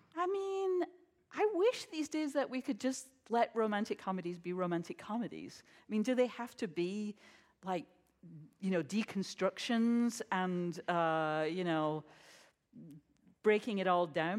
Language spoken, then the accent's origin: English; United States; as an American